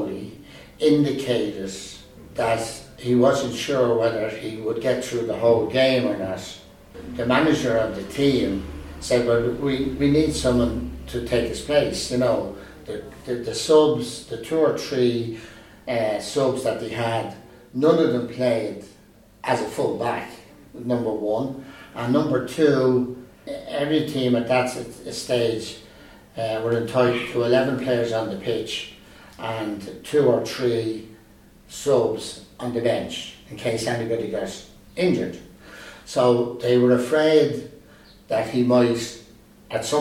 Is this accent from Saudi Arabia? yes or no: no; Dublin, Leinster, Ireland; we moved house from Finglas Bridge, where I lived, and we went half a mile up the road to new houses that were being built